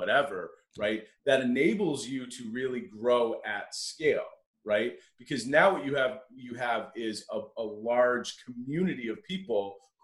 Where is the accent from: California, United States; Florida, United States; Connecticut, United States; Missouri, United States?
Connecticut, United States; moved away as an adult; now in Buffalo, United States; I grew up in Connecticut, and I went to St. Bonaventure University, which is what brought me to Western New York